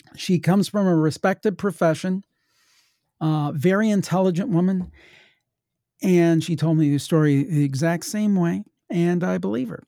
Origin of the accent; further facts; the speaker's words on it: Ohio, United States; I'm from Ohio, my family was from West Virginia